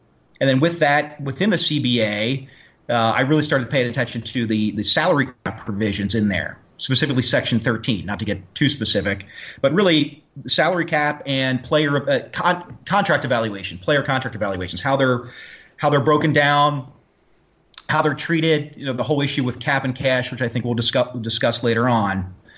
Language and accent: English; Cincinnati, Ohio, United States; also born or lived in Pontiac; now in Michigan, United States; But born and raised in Cincinnati kid. I don't live in the area anymore. I live in Michigan, and it's where my wife's from.